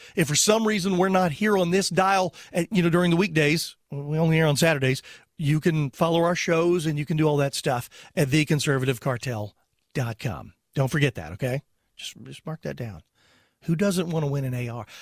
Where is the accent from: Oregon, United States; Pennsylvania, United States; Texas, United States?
Texas, United States; I was born in Texas